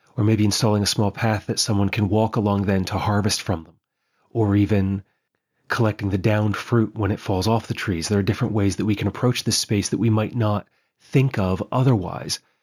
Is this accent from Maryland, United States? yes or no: yes; Western Maryland, United States; now in Pennsylvania, United States; where I grew up in Western Maryland, we have a lot of limestone outcrops